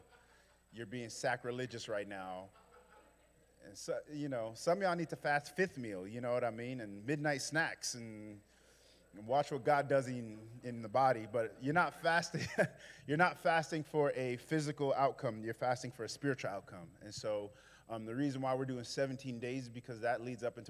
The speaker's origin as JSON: {"language": "English", "town": "New York City", "region": "New York", "country": "United States", "moved": "yes", "lives_now": "Memphis, United States", "said": "I'm from Brooklyn"}